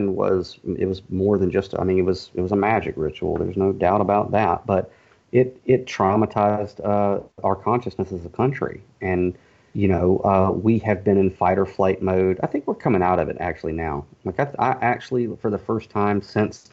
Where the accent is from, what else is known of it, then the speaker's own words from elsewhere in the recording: Warner Robins, Georgia, United States; accent: Southern; I'm an author from Warner Robins, Georgia